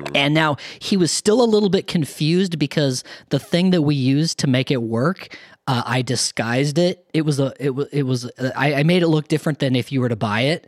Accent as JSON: {"language": "English", "region": "eastern Colorado", "country": "United States", "tie": "born or raised there", "also_born_or_lived": "Minneapolis", "moved": "yes", "said": "I grew up in a town of two thousand people in eastern Colorado"}